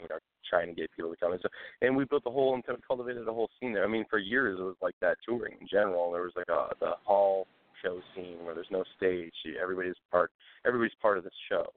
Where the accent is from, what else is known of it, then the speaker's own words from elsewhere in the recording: Port Huron, Michigan, United States; moved away as an adult; also born or lived in Texas / Detroit, Michigan; I was born in Port Huron, Michigan, which is about 45 minutes north of Detroit.